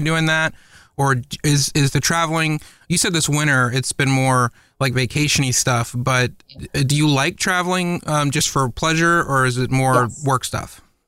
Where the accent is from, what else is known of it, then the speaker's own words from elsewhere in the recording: Atlanta, Georgia, United States; moved away as an adult; also born or lived in Los Angeles; I grew up in Atlanta